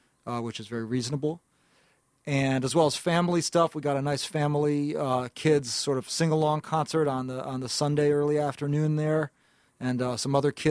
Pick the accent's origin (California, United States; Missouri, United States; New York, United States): New York, United States; New York City; I'm from Greenwich Village, originally in the West Village there in Manhattan, and I was growing up going to high school in the mid-late 1990s there